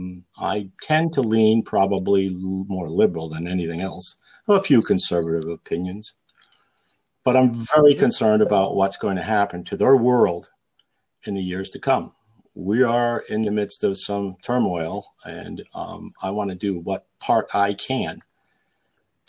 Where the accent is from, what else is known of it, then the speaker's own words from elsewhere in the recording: Capital District, New York, United States; I grew up in the Capital District.